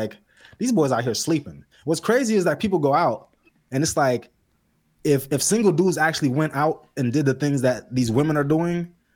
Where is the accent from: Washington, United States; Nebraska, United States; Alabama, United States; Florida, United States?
Florida, United States; Palm Beach; I'm from Palm Beach